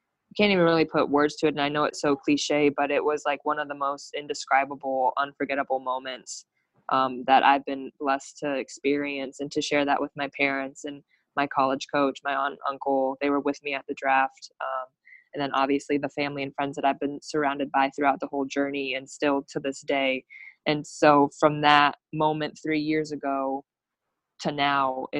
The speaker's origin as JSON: {"language": "English", "town": "Phoenix", "region": "Arizona", "country": "United States", "tie": "born or raised there", "said": "I was born in Phoenix, Arizona"}